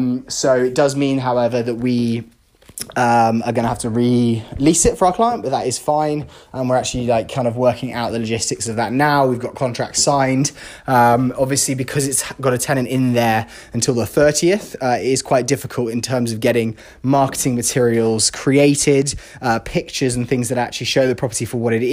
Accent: London, United Kingdom; now in Los Angeles, United States; London, my hometown

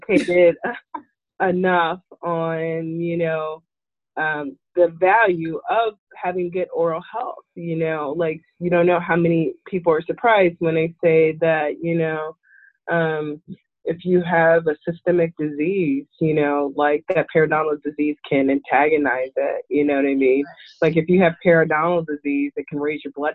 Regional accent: St. Louis, Missouri, United States; We're from St. Louis

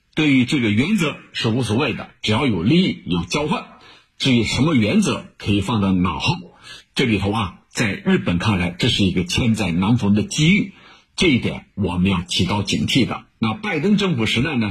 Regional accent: China; 我想我们中国人看得非常清楚

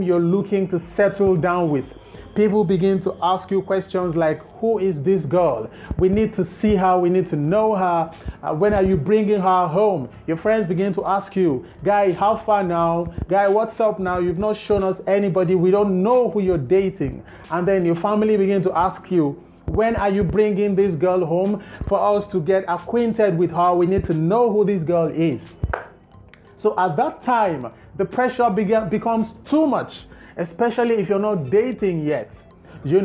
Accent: Nigeria; as a Nigerian

